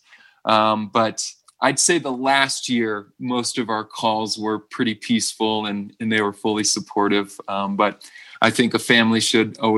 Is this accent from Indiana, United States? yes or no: yes; South Bend, Indiana, United States; moved away as an adult; now in Boulder, United States; I grew up in Northern Indiana, in South Bend, Indiana